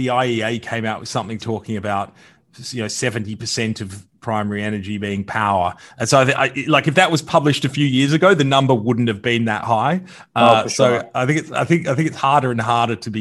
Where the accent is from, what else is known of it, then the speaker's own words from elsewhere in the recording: Victoria, Australia; my home state